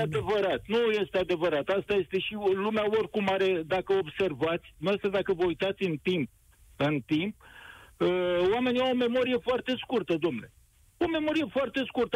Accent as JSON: {"language": "Romanian", "region": "Dâmbovița County", "country": "Romania", "said": "eu sunt din Dâmbovița"}